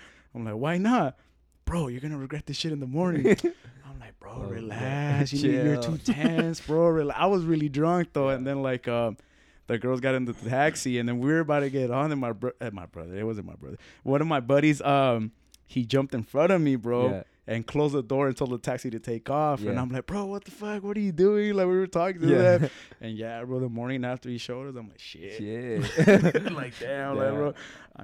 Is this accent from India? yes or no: no; Mexico; now in Phoenix, United States; I'm from Mexico